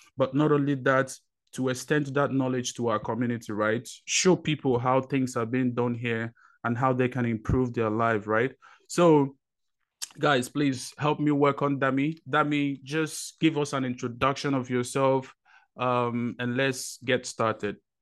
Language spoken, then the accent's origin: English; Nigeria; moved away as an adult; now in United States; I was born in Nigeria, um, spent twenty years of my life there, moved over to, um, United States